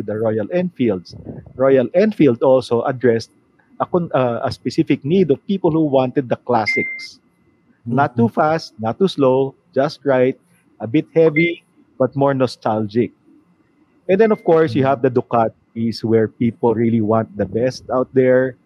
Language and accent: English; Manila, Metro Manila, Philippines; I'm from Manila